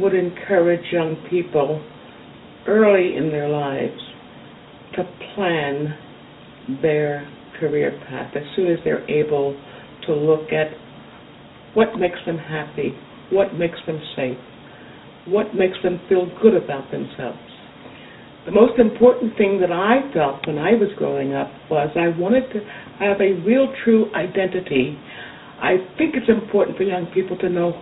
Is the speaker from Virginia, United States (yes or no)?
no; Philadelphia, Pennsylvania, United States; We grew up in Elmwood, which is just about outside of the West Philadelphia area